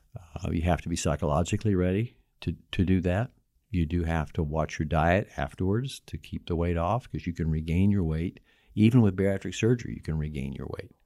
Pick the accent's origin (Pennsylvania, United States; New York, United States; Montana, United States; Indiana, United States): Indiana, United States; Bloomington; also born or lived in Knox County, Indiana; I grew up in Bloomington, Indiana, where I practiced, uh, the last thirty-five years